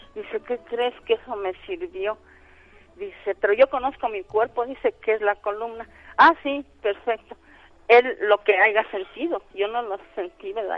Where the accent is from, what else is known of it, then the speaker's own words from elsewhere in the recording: Real del Monte, Hidalgo, Mexico; moved away; yo soy de allá de Real del Monte Hidalgo